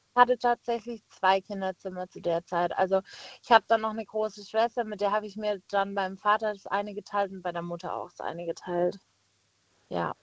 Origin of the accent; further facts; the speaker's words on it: Pforzheim, Baden-Württemberg, Germany; moved away as an adult; now in Heidelberg, Germany; ich komme äh, gebürtig aus Pforzheim und wohne jetzt eben in Heidelberg